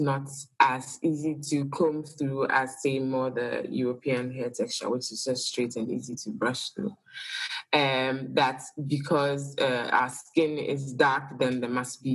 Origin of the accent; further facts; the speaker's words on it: Ghana; now in Accra, Ghana; I am Ghanaian